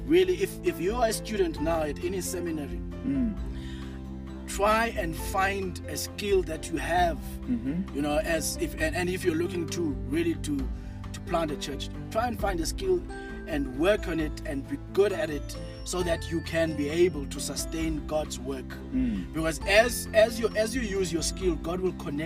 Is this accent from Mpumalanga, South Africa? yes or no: yes; Mpumalanga, South Africa; When I grew up in Cape Town, Mpumalanga